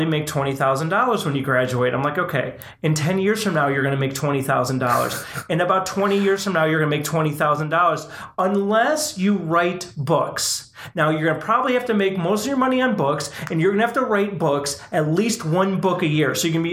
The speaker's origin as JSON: {"language": "English", "town": "Chicago", "region": "Illinois", "country": "United States", "tie": "born or raised there", "also_born_or_lived": "Texas", "moved": "as an adult", "said": "we were both born and raised in the Chicagoland area. We moved down to Texas together"}